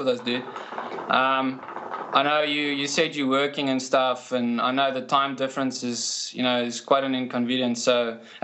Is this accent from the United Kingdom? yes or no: no; South Africa; we are both from South Africa